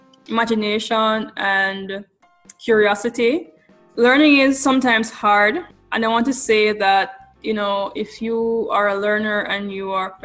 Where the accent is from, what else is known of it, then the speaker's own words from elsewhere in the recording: Ocho Rios, Saint Ann, Jamaica; moved away as an adult; now in California, United States; I was born on the vibrant coastal town of Ocho Rios